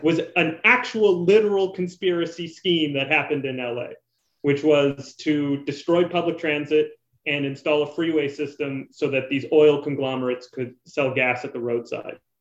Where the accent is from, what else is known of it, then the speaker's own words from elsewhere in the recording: Canada; being a Canadian